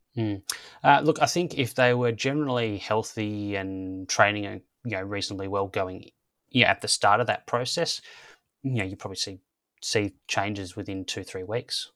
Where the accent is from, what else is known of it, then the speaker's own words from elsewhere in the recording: Australia; growing up in Australia, it was kind of AFL football and cricket